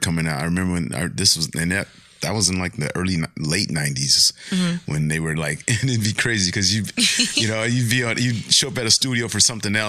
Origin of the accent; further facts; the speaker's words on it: Pomona, California, United States; Growing up, I grew up in Pomona, which was predominantly Mexican